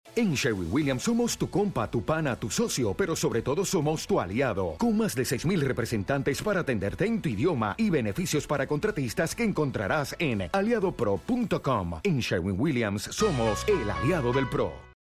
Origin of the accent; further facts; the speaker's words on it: Mexico; decimos mucho en México